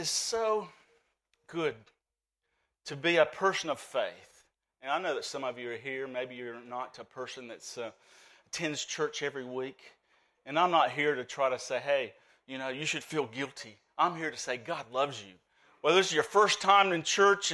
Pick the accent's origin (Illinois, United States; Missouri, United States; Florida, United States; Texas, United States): Florida, United States; Orlando; accent: Southern Alabamian; moved away as an adult; also born or lived in Birmingham, Alabama / Tasmania, Australia / Victoria, Australia; now in Queensland, Australia; I grew up actually in Orlando, Florida. My mom and dad split when I was a child, and so I grew up in Orlando